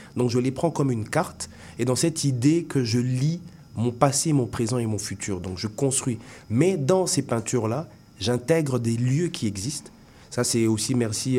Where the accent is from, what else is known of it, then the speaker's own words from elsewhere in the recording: Kinshasa, DR Congo; moved away as an adult; also born or lived in Bandundu / Katanga; now in Montreal, Canada; oui, je vis ici aujourd'hui, mais j'ai grandi euh, au Congo